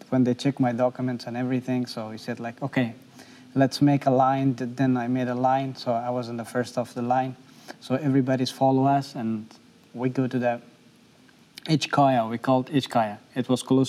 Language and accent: English; Afghanistan; English is a second language; moved away as an adult; now in Nashville, United States; I'm a refugee. I came from Afghanistan.